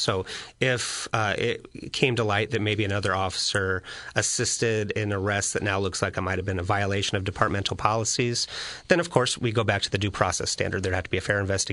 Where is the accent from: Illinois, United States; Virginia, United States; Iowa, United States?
Illinois, United States; Springfield; I grew up in Springfield, too.